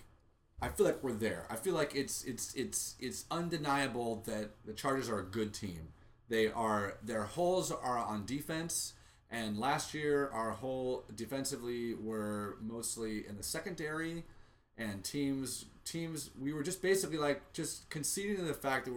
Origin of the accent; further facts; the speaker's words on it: Texas, United States; Growing up in Texas, you don't have like, you know, a UT